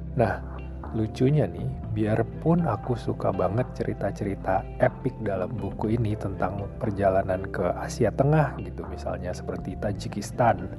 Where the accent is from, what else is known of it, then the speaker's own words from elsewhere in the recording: Indonesia; Aku adalah orang Indonesia